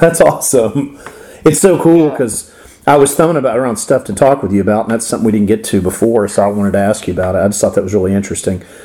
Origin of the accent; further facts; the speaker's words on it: Florida, United States; accent: Florida; my Florida accent.